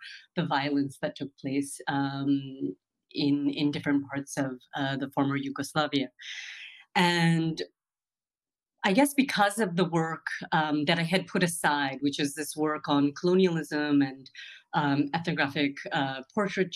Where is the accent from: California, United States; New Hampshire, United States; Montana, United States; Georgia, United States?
California, United States; moved away as an adult; also born or lived in New York; now in Berlin, Germany; I was born in the U.S. My parents left Punjab, India in 1974